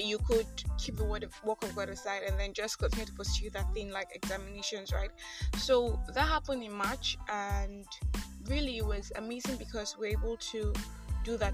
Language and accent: English; Nigeria; I am that Nigerian Christian talkaholic